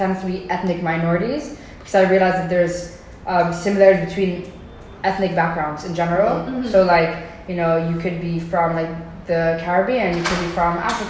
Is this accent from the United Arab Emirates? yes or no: yes; Dubai, United Arab Emirates; although I grew up in Dubai, which is like an Arab city, UAE is an Arab, like an Arab country.